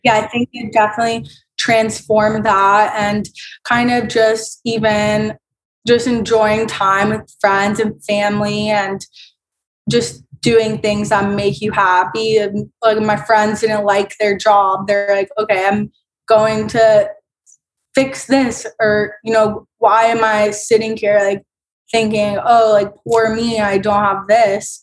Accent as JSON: {"language": "English", "town": "Tampa", "region": "Florida", "country": "United States", "tie": "born or raised there", "moved": "as an adult", "lives_now": "Washington, D.C., United States", "said": "I grew up in Florida"}